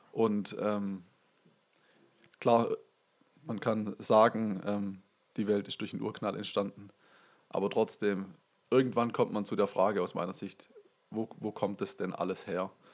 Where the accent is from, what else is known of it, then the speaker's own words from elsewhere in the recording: Waldenbuch, Baden-Württemberg, Germany; now in Kuppingen, Germany; ich bin in Waldenbuch aufgewachsen